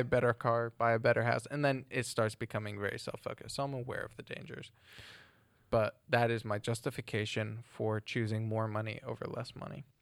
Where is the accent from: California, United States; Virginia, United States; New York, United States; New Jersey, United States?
New Jersey, United States; moved away as an adult; also born or lived in Ohio / Ireland; now in England; growing up in New Jersey than going to uni in Ohio